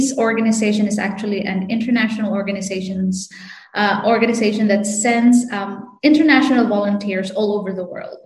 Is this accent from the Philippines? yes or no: yes; Canlaon, Negros Oriental, Philippines; moved away; I volunteered in like rural health units in Canlaon City, Negros Oriental. So that's where I come